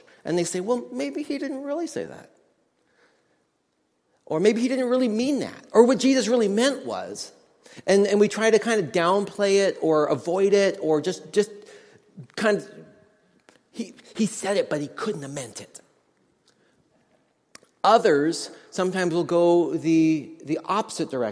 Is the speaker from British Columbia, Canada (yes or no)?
yes; Nelson, British Columbia, Canada; I went to a music college in my hometown of Nelson, British Columbia.